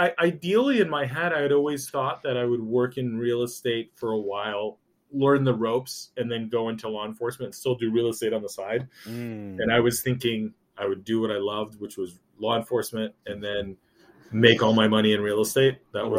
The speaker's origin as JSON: {"language": "English", "town": "Chicago", "region": "Illinois", "country": "United States", "tie": "born or raised there", "said": "Born and raised in Chicago. My family came from Colombia. Both my parents actually met in Chicago, even though they were originally from the same city in Colombia, which is kind of interesting."}